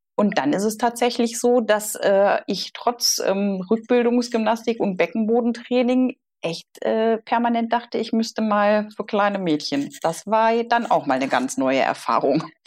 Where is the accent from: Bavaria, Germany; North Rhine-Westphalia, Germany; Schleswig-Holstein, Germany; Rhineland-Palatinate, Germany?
North Rhine-Westphalia, Germany; Solingen; also born or lived in Bonn; der Solinger, ich komme aus Solingen, der Klingenstadt